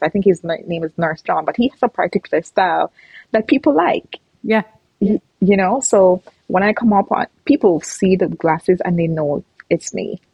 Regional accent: Jamaica; moved away as an adult; now in Canada; I grew up in Jamaica. I'm Jamaican, and I came to Canada in 2016

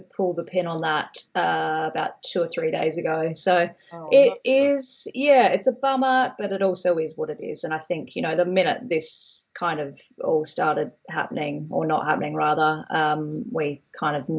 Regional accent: Australia; now in Brighton, United Kingdom; I'm from Australia

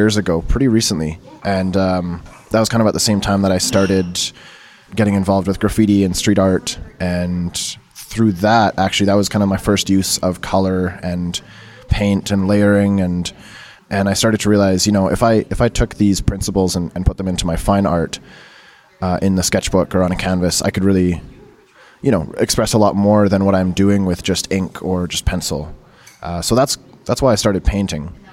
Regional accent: Abbotsford, British Columbia, Canada; moved away; also born or lived in Calgary; I grew up in Vancouver, right? Abbotsford, actually, I should say Abbotsford, but I was in Vancouver a lot as a kid

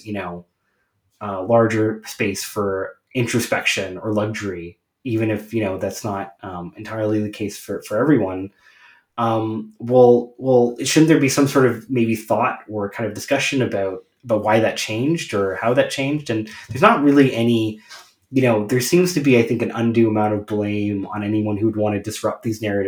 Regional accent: Canada; I'm Canadian.

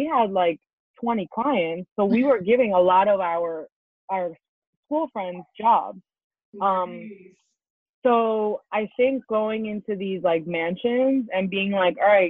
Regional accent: East Hampton, New York, United States; also born or lived in Colombia; growing up in the Hamptons, man, growing up in the Hamptons

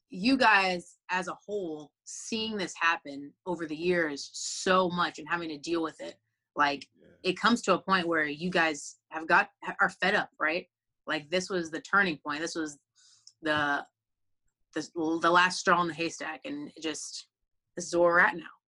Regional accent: Texas, United States; I grew up on the Texas independent scene

